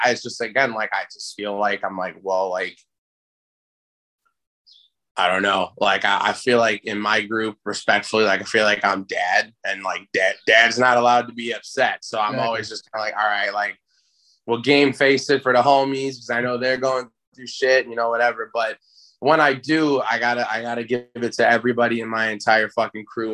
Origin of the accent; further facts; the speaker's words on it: Chicago, Illinois, United States; I live in Chicago, born and raised, always in Chicago, never lived in the burbs